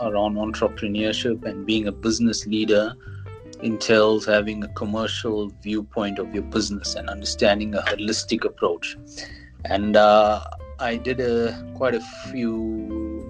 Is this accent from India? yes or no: no; King William's Town, Eastern Cape, South Africa; now in Johannesburg, South Africa; I grew up in a small town called King Williamstown in the Eastern Cape.